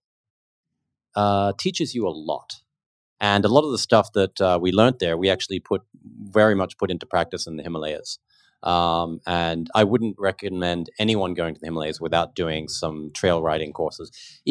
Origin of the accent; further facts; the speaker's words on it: Australia; now in Philippines; as a kid growing up in Australia